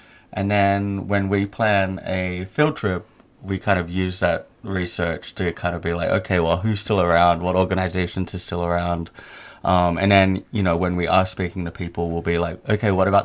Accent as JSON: {"language": "English", "town": "Sydney", "region": "New South Wales", "country": "Australia", "also_born_or_lived": "Indonesia", "moved": "as an adult", "said": "I'm originally from Sydney, Australia"}